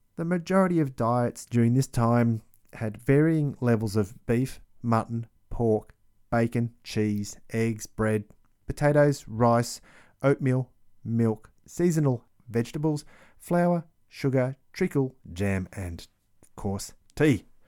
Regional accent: Australia; growing up in Australia

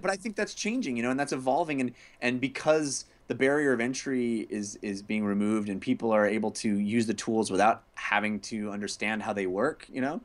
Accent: California, United States; born and raised in California

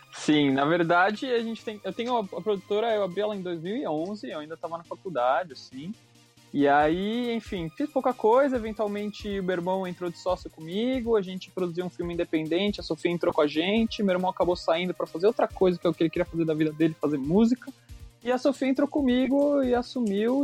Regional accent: Brazil; como brasileiro

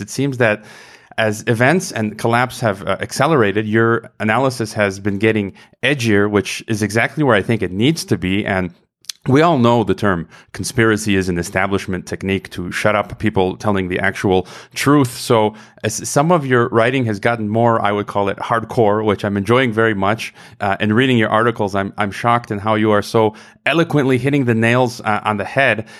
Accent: United States; moved away as an adult; now in Mexico; my home country of the U S

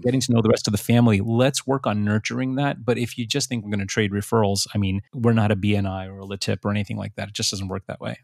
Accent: United States; English is a second language; I was a first generation born here. I was born a year after my parents migrated here. I didn't speak any English until I was five years old.

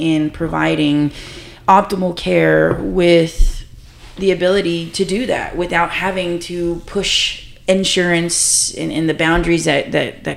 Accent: Harlingen, Texas, United States; moved away as an adult; now in San Antonio, United States; I'm originally from Harlingen, Texas, down by South Padre Island. And I grew up there.

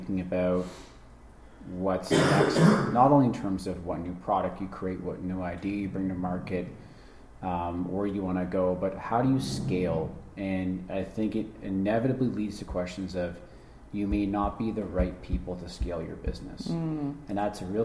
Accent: Toronto, Ontario, Canada; I grew up in Scarborough, Scarberia.

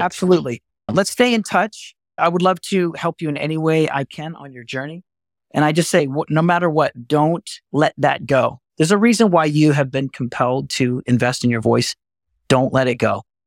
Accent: Texas, United States; I'm from Texas

